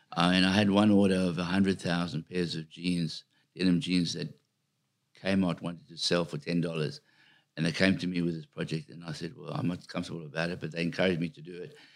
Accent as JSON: {"language": "English", "country": "South Africa", "tie": "born or raised there", "said": "I come from a little country town in South Africa"}